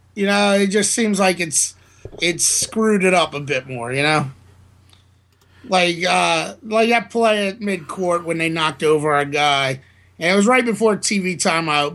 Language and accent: English; New Orleans, Louisiana, United States; born or raised there